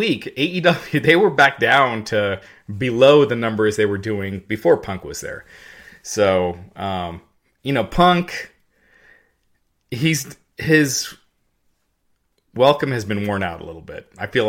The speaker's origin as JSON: {"language": "English", "town": "Henderson", "region": "Kentucky", "country": "United States", "tie": "born there", "said": "I was born in Henderson, Kentucky."}